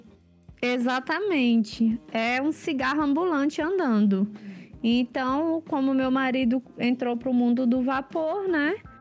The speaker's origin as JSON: {"language": "Portuguese", "town": "Brasília", "region": "Federal District", "country": "Brazil", "said": "sou de Brasília"}